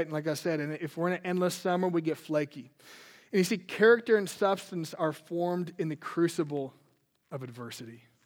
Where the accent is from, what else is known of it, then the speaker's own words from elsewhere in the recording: Minnesota, United States; I grew up in Minnesota